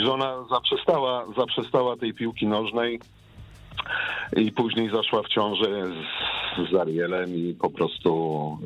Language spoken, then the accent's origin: Polish; Łódź, Łódź Voivodeship, Poland; moved away as an adult; now in Luxembourg; pochodzę w ogóle z Łodzi, z miasta Łodzi